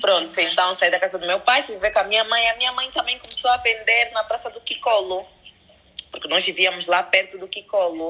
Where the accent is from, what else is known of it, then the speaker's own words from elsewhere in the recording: DR Congo; eu nasci no Congo Democrático, a minha mãe é congolesa e o meu pai é angolano